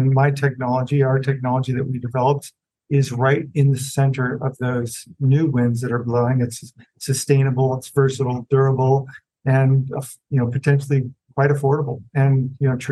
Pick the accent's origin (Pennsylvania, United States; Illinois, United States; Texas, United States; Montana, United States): Illinois, United States; moved away; also born or lived in West Coast; I grew up near farms in Illinois, surrounded by corn